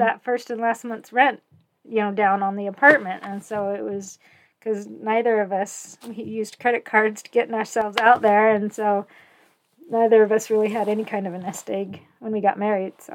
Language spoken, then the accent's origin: English; San Jose, California, United States; moved away as an adult; also born or lived in Ogden, Utah / The Dalles, Oregon / Phoenix, Arizona; now in Lehi, United States; I grew up in California